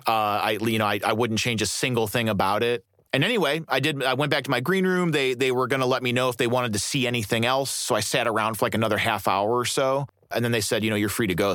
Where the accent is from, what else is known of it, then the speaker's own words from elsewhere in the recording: Berwyn, Illinois, United States; also born or lived in Fort Wayne, Indiana / Defiance, Ohio; when I was nine, they moved us back to Cook County, and I grew up in a suburb called Berwyn, Illinois, which is like just on the city limits. I went to high school in Chicago